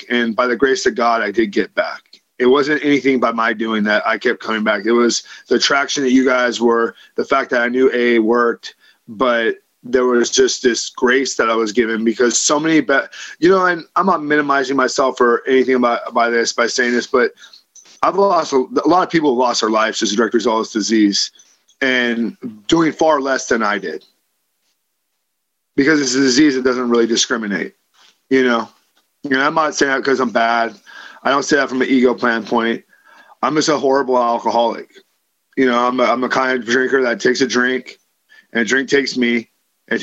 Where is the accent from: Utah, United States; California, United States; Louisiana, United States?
California, United States; Livermore; I grew up in Livermore, California, to two parents who were practicing alcoholics